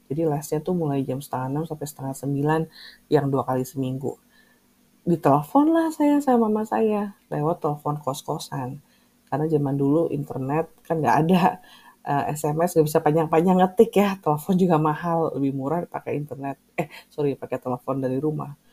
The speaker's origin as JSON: {"language": "Indonesian", "town": "Bandung", "region": "West Java", "country": "Indonesia", "said": "walaupun saya berasal dari Bandung tapi tempat tinggal sama kampus tuh jauh banget"}